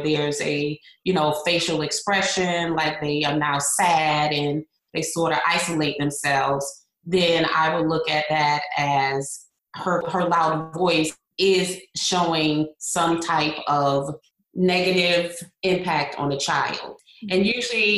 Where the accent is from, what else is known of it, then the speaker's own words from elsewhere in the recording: Hartford, Connecticut, United States; now in Florida, United States; I am originally from Hartford, Connecticut, And I currently live in the Sunshine State of Florida